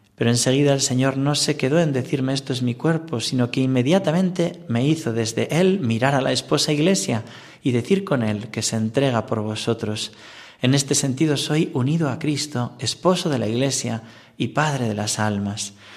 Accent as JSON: {"language": "Spanish", "town": "Corella", "region": "Navarre", "country": "Spain", "moved": "as an adult", "lives_now": "Talavera de la Reina, Spain", "said": "yo soy navarro"}